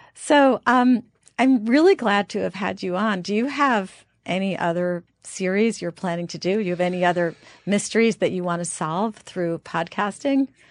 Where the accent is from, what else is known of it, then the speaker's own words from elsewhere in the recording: New York area, United States; I'm from the New York area